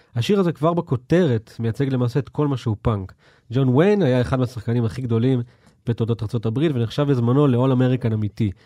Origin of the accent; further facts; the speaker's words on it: Israel; מה, מאיפה אתה בישראל? ואני כאילו, אמ, מתל אביב